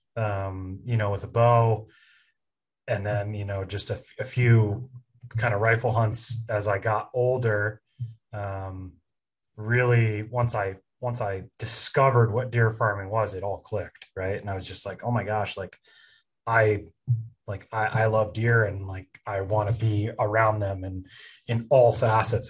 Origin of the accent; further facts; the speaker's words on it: Pennsylvania, United States; I'm from Pennsylvania